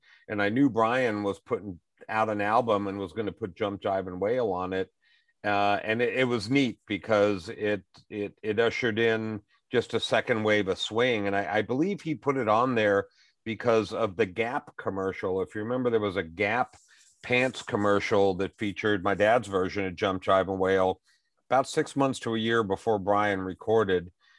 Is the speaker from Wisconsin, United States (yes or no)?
no; New Orleans, Louisiana, United States; also born or lived in Las Vegas, United States; I mean, I grew up in New Orleans and Las Vegas, and just as early as I can remember, my dad was bringing us on stage